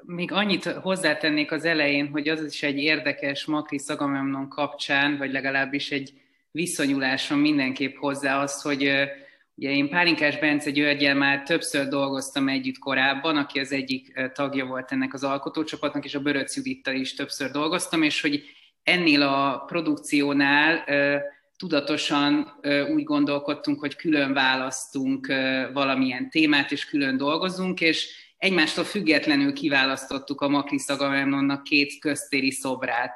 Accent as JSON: {"language": "Hungarian", "town": "Pécs", "region": "Baranya", "country": "Hungary", "tie": "born or raised there", "moved": "as an adult", "lives_now": "Budapest, Hungary", "said": "körülbelül tíz éve költöztem el Pécsről, de, de ott éltem 20 éves koromig"}